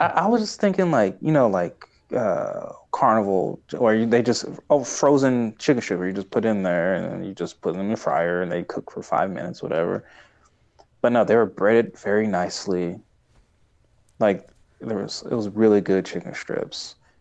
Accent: Tulsa, Oklahoma, United States; I'm from Tulsa

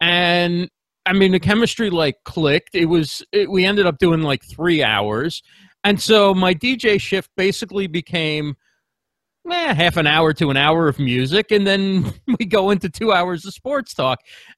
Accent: New Jersey, United States; also born or lived in New York City; So born in New York City, grew up in New Jersey.

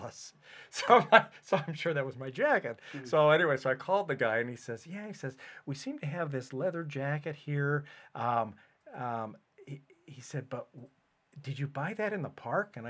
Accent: Omaha, Nebraska, United States; like Linda and I, we're from Omaha

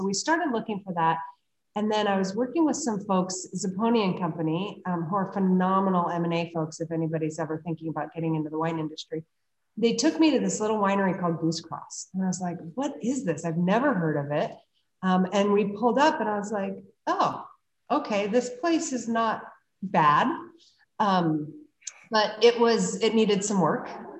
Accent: Colorado, United States; also born or lived in Napa Valley, California; now in Yountville, United States; I'm from Colorado

